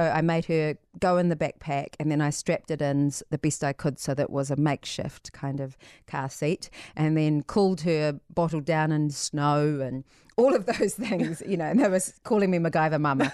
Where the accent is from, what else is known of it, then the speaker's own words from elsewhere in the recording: New Zealand; all of us as New Zealanders, we have the voyager spirit in us